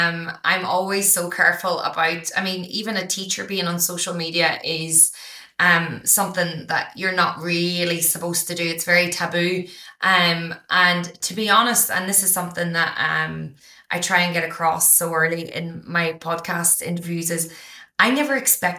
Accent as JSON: {"language": "English", "country": "Ireland", "tie": "born or raised there", "lives_now": "Australia", "said": "I didn't realize from growing up in Ireland that, you know, our countries only teach us the history that they want us to know."}